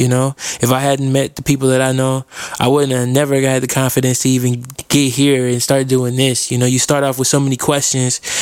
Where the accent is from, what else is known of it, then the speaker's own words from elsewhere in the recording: Fort Wayne, Indiana, United States; now in Indianapolis, United States; I'm a rapper from Indianapolis. I was born in Fort Wayne, Indiana, so I guess that's technically where I'm from, but I've been in Indianapolis for a long time now.